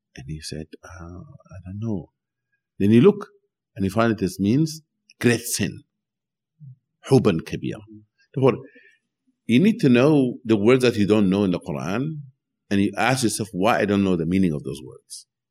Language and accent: English; Sudan; now in United States; when I was growing up in Sudan